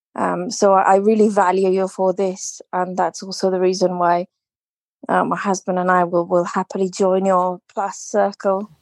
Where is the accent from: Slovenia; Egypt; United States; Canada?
Slovenia; now in United Kingdom; I'm originally from Slovenia, but I live in the U K now.